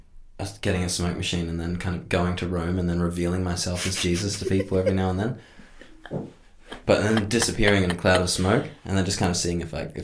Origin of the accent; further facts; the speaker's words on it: Australia; also born or lived in New Zealand; we moved to Australia from New Zealand because I was born in New Zealand.